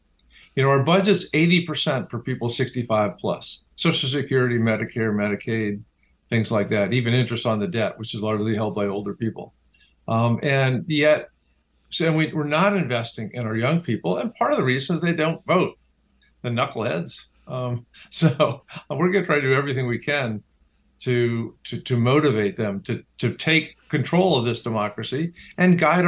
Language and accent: English; Washington, District of Columbia, United States; partly, maybe hugely, because of my grandmother and growing up in Washington, D.C., where politics is the cottage industry.